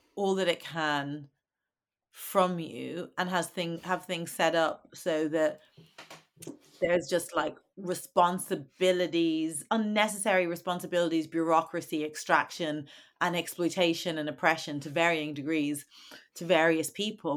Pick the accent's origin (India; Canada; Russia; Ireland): Ireland; Dublin, Leinster; I'm from Dublin.